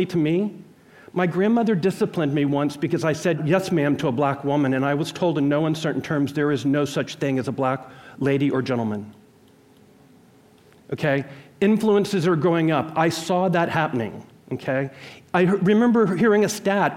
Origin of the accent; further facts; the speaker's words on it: Jackson, Mississippi, United States; I was born in Jackson, Mississippi in 1966